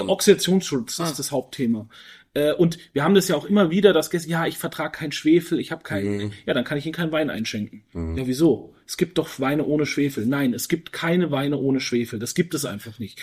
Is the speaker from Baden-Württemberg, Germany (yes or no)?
no; Franconia, Bavaria, Germany; moved away; in meine Heimat nach Franken